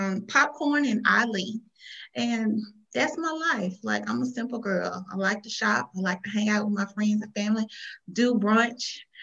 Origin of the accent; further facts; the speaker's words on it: Jackson, Mississippi, United States; moved away as an adult; now in Texas, United States; it's just old country girl from Mississippi. I'm originally from Jackson, Mississippi. I've been in Texas for the last 11 years. I came to Texas for better opportunities.